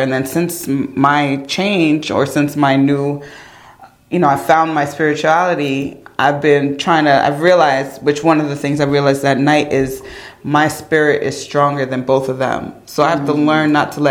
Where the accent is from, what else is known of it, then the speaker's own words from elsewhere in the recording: New York, United States; my family's from Ghana. But I was born here in New York.